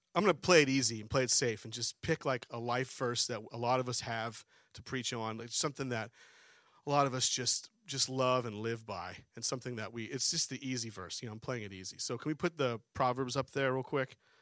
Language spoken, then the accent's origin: English; Harrisburg, Pennsylvania, United States; moved away as an adult; also born or lived in New Mexico; now in Harford County, Maryland, United States; we grew up in Pennsylvania, Harrisburg area